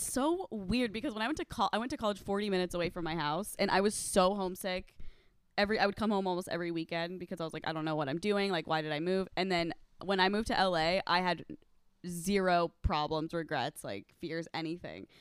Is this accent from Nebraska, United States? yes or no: yes; Omaha, Nebraska, United States; moved away; I'm from Nebraska